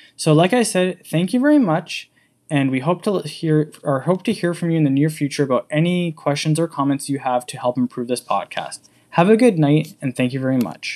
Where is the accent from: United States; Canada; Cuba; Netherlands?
Canada; accent: English; moved away as an adult; now in Slovenia; I am actually from the bit, small country of Canada and moved to Slovenia five years ago